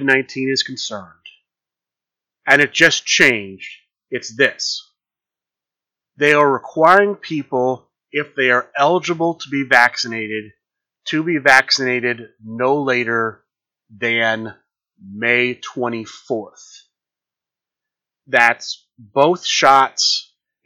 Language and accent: English; Columbus, Ohio, United States; Origins Game Fair because it is in my hometown